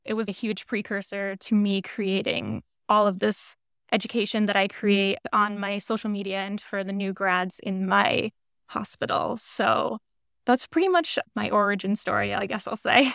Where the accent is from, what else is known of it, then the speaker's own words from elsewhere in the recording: New Hampshire, United States; now in New York, United States; I currently live in New York, but I was born and raised in New Hampshire